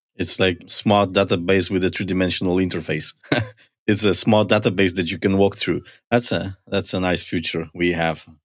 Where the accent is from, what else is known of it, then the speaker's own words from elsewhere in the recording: Poland; moved away; I come from Poland.